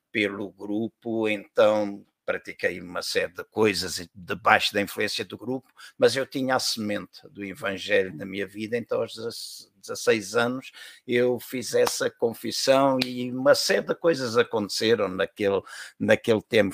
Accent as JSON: {"language": "Portuguese", "country": "Angola", "tie": "born or raised there", "also_born_or_lived": "Portugal", "moved": "as an adult", "said": "eu sou natural da Angola, ah, sou filho de angolanos também"}